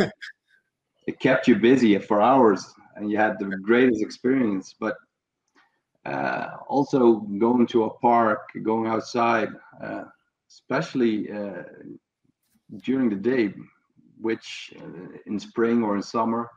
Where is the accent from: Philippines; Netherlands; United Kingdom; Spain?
Netherlands; south of Holland, southern Netherlands; I grew up in a reasonably small town in the south of Holland, in which I'm still living.